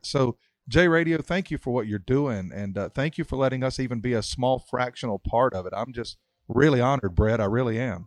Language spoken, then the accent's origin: English; Mount Airy, North Carolina, United States; I was brought up in Mountaineer, North Carolina, and everybody knew my papa